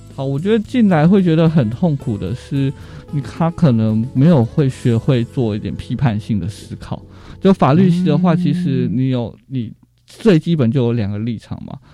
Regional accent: Changhua County, Taiwan; 我是彰化人，然后我念的是彰化县的阳明国中跟民生国小

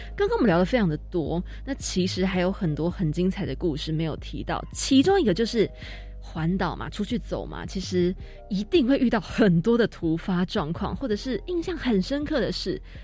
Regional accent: Taipei, Taiwan; 我自己是台北人

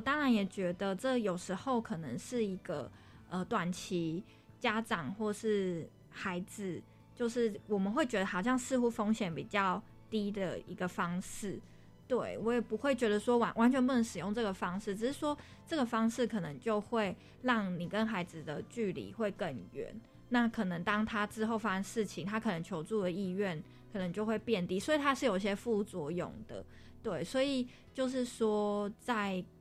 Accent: Taiwan; 毕竟我们就是一起在台湾长大嘛

